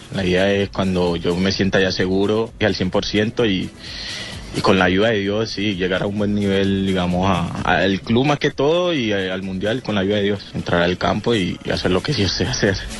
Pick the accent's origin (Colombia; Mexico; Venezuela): Colombia; now in Naples, Italy; con mi gente allá en mi tierra